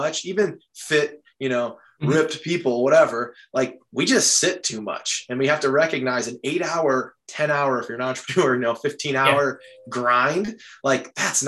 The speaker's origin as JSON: {"language": "English", "region": "Midwest", "country": "United States", "moved": "as an adult", "said": "I'm from the Midwest"}